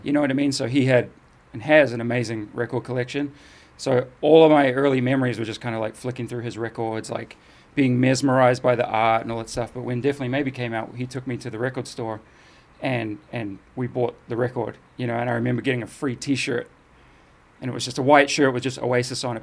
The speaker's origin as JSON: {"language": "English", "country": "New Zealand", "tie": "born or raised there", "also_born_or_lived": "England", "said": "I moved from England to New Zealand, and, you know, when I was seven"}